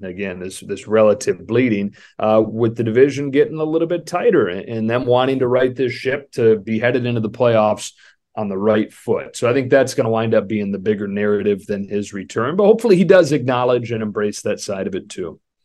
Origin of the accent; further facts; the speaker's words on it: Michigan, United States; I grew up in Michigan